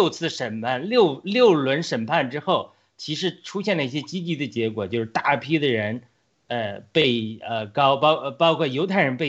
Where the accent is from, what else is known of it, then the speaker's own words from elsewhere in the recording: United States; 或者说我们美国人现在要面临这个试炼来临的一个可能的原因